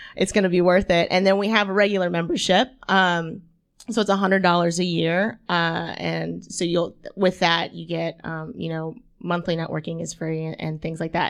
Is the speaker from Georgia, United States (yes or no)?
no; Franklin, Tennessee, United States; moved away as an adult; also born or lived in Florida; now in Chattanooga, United States; I grew up in Franklin, Tennessee.